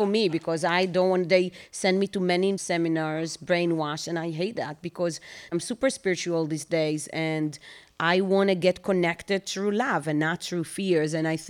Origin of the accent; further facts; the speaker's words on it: Bnei Brak, Tel Aviv District, Israel; English is a second language; moved away as an adult; also born or lived in Ramat Gan / Europe; So I grew up in Bnei Brak.